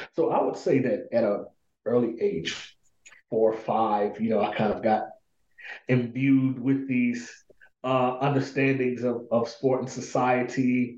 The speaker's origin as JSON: {"language": "English", "town": "Pine Bluff", "region": "Arkansas", "country": "United States", "tie": "born or raised there", "said": "So I was born and raised in this city called Pine Bluff, Arkansas. Predominantly Black city"}